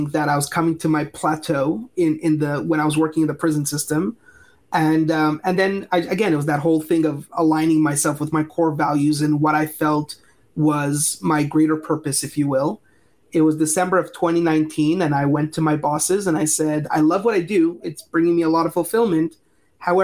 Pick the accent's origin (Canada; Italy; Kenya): Canada; Montreal, Quebec; also born or lived in California; now in Asheville, United States; So I'm originally from Montreal, Canada, and I lived in California for just about a decade or so.